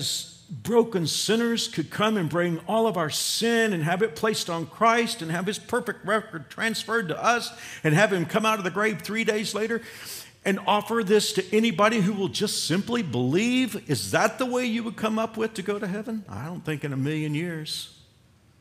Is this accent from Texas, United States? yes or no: yes; Fort Worth, Texas, United States; moved away; we'll typically go to Fort Worth, our hometown